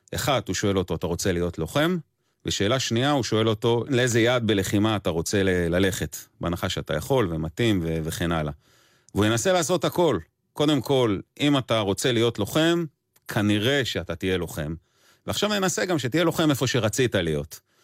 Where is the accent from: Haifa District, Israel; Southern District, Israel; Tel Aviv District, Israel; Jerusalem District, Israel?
Southern District, Israel; Erez; גדלתי בקיבוץ ארז